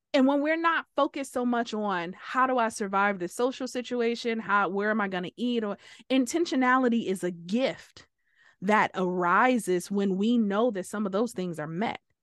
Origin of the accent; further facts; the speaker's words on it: Detroit, Michigan, United States; we came from Detroit